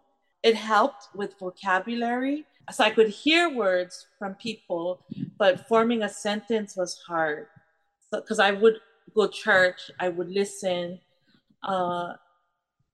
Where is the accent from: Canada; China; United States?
United States; Hawaii; moved away as an adult; also born or lived in Tahiti; I am the Hawaiian.